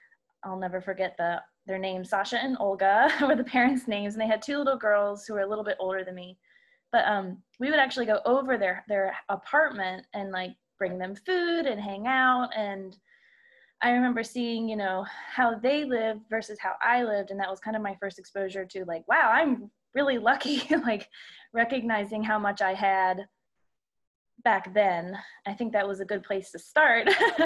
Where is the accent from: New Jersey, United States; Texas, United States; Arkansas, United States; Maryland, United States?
Maryland, United States; Baltimore; moved away as an adult; I'm 30 years old this year. Well, as of last September. I grew up actually in the Baltimore, Maryland area, outside of Baltimore until college.